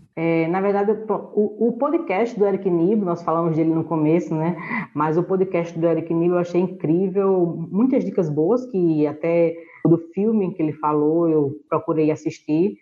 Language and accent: Portuguese; Northeast Region, Brazil; a gente fala aqui no Nordeste